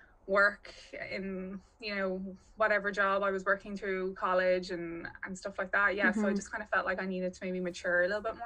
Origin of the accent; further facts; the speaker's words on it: Dublin, Leinster, Ireland; I'm from Dublin